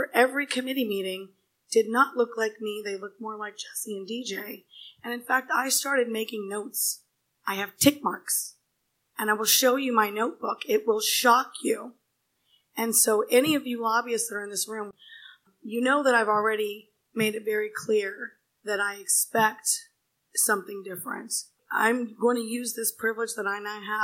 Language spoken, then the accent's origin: English; India; moved away; I was born in India in a village, like a little tiny, teeny village